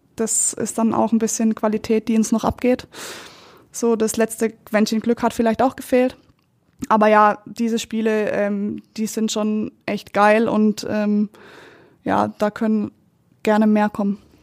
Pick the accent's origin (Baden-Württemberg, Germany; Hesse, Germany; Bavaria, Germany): Baden-Württemberg, Germany; Kappel; moved away as an adult; now in Munich, Germany; mein Herz schlägt für Südbaden. Ähm, da ist meine Familie, da sind meine Freunde